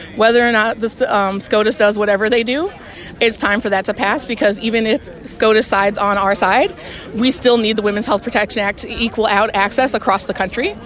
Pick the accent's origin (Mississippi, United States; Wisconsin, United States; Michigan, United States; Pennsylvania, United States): Mississippi, United States; Jackson; also born or lived in Tuscaloosa, Alabama; I'm from Jackson, Mississippi, and Tuscaloosa, Alabama.